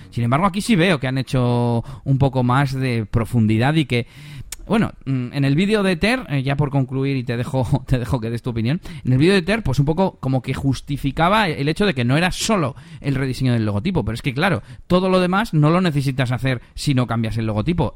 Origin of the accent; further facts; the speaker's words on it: Bilbao, Basque Country, Spain; also born or lived in Las Merindades, Burgos; vengo de Bilbao